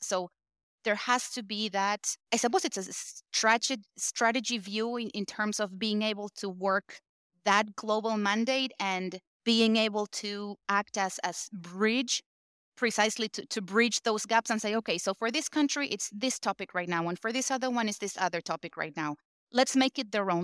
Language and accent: English; Argentina; I was born and raised in Argentina